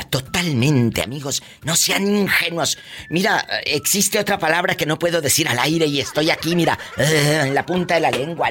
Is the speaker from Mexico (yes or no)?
yes; Mexico; now in United States; nuestro México lindo y querido